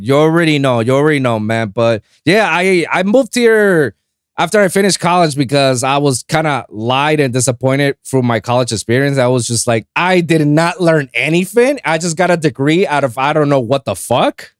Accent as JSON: {"language": "English", "country": "Puerto Rico", "tie": "born or raised there", "said": "I was born and raised in Puerto Rico"}